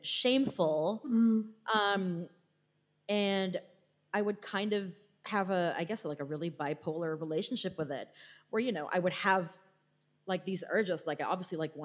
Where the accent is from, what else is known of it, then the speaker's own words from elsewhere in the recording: Philippines; being Filipino, the country is 90% Catholic, so I was raised Catholic